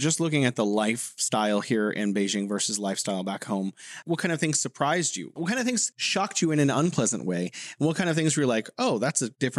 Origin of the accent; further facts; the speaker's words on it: United States; moved away; back home in the States